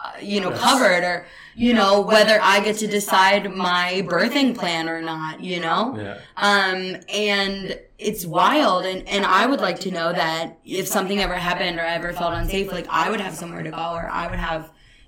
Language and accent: English; United States; as an American